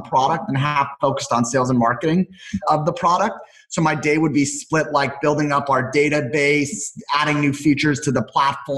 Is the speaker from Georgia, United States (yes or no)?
no; Los Angeles, California, United States; also born or lived in Las Vegas; I grew up in Los Angeles